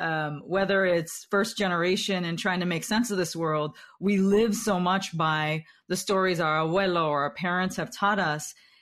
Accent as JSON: {"language": "English", "region": "Central Valley of California", "country": "United States", "said": "I'm from the Central Valley of California."}